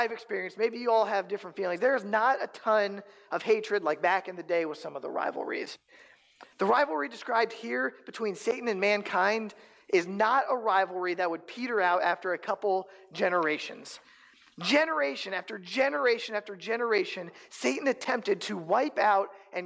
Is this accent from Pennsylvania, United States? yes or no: yes; Pennsylvania, United States; moved away as an adult; also born or lived in Omaha, Nebraska; now in Council Bluffs, United States; I'm originally from Pennsylvania